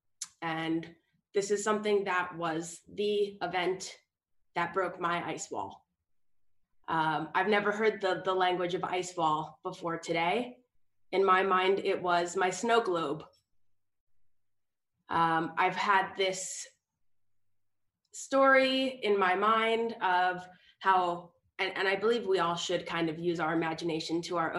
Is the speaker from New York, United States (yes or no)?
yes; New York City, New York, United States; I am tuning in from New York City, where I am born and raised in New York City